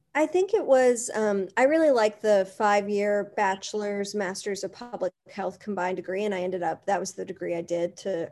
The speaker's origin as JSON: {"language": "English", "town": "Berea", "region": "Kentucky", "country": "United States", "tie": "born or raised there", "said": "growing up in Berea"}